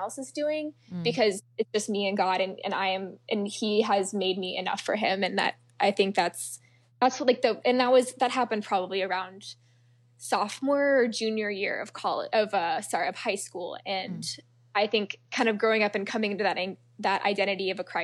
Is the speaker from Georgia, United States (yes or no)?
yes; a suburb of Atlanta, Georgia, United States; I'm actually from a suburb of Atlanta. So I'm from the South